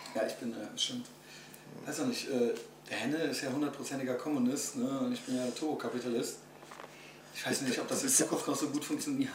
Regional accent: Germany; als Deutscher

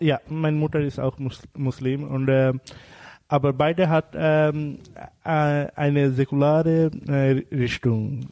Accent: Bangladesh; first language Bengali; German is a second language; moved away; unsere Sprache ist Bangla.

